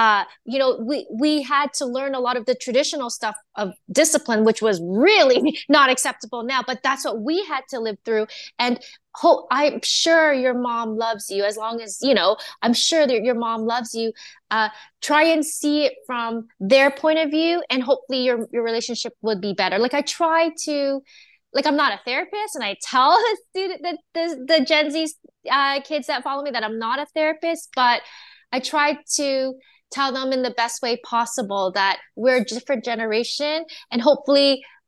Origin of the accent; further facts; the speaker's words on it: Canada; born there; Even though I was born in Canada, I'm Chinese and Japanese, so I try to incorporate some of my culture into it